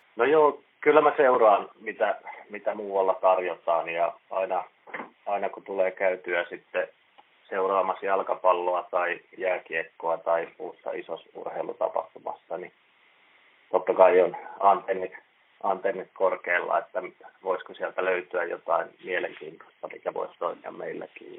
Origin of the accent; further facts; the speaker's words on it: Lahti, Päijänne Tavastia, Finland; moved away as an adult; now in Seinäjoki, Finland; Mä oon Lahdesta, Lahdesta kotoisin ja siellä käynyt ravintolakouluja jo yläasteella